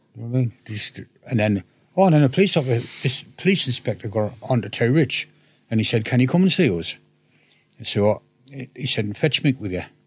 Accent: Hartlepool, North East England, United Kingdom

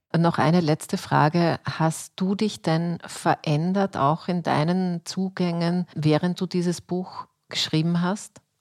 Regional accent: Austria; bei uns in Österreich

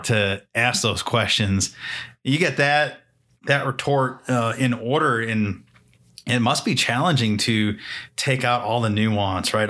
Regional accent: New Hampshire, United States; I grew up in New Hampshire

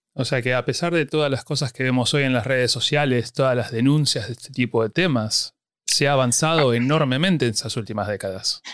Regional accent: Argentina; moved away as an adult; cuando yo me fui de Argentina

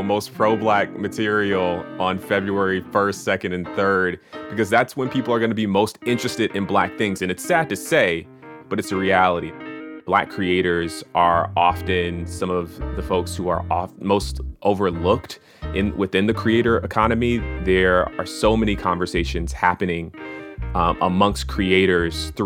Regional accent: Atlanta, Georgia, United States; moved away as an adult; Growing up in Atlanta, it felt like the entire city celebrated Black History Month.

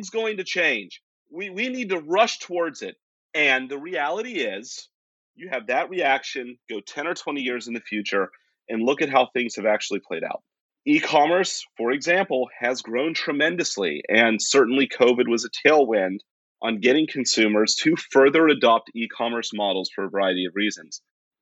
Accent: West Virginia, United States; moved away; I grew up in West Virginia and came from a part of the United States that is very, it's different. Appalachia has its own subculture

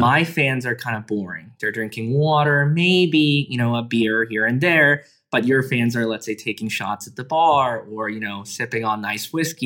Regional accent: Canada; middle school growing up in Canada

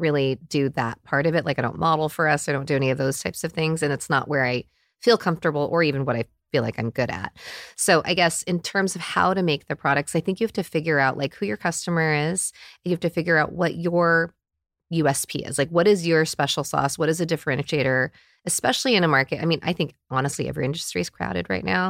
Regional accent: United States; I'm in my forties and I grew up in America

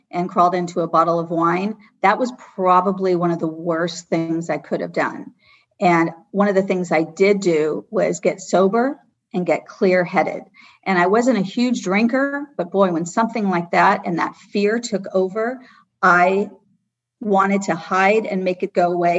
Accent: Los Angeles, California, United States; I grew up comfortably in Brentwood, and we had a vacation house in Malibu

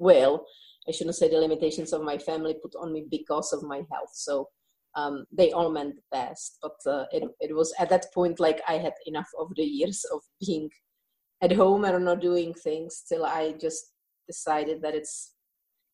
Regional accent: Czechia; English is a second language; moved away; I think you can hear in my accent that it's not originally English. So my childhood was in the Czech Republic, part of at that time Czechoslovakia

